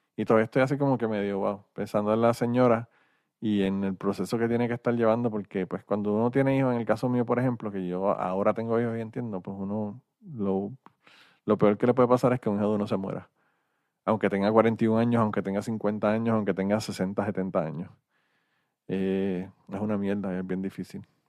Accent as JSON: {"language": "Spanish", "country": "Puerto Rico", "moved": "yes", "said": "soy de Puerto Rico"}